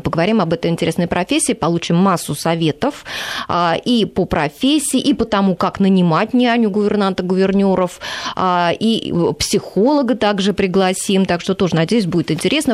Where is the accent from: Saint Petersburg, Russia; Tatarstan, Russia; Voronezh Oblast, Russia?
Voronezh Oblast, Russia; Voronezh; now in Moscow, Russia; я, например, из Воронежа